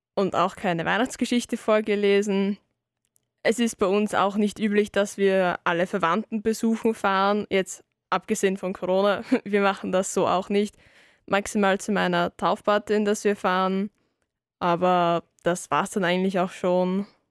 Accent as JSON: {"language": "German", "region": "Salzburg", "country": "Austria", "said": "bei uns in Salzburg"}